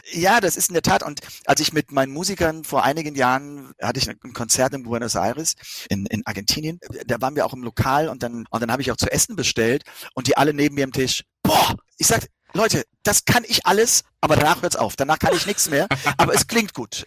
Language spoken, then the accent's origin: German; Rhineland-Palatinate, Germany; aus meiner Heimat, zumindest aus meinem Bundesland. Das ist ja nun Rheinland-Pfalz